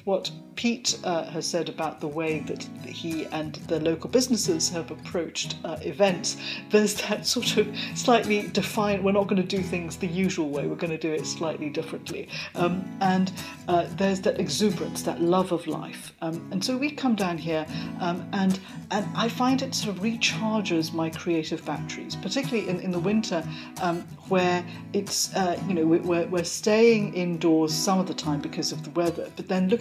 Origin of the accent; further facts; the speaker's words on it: Malaysia; moved away; I'm from Malaysia